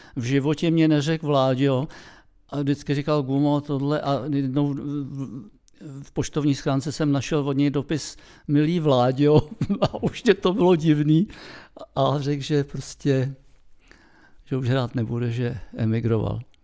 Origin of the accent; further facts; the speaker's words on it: Czechia; jsme Češi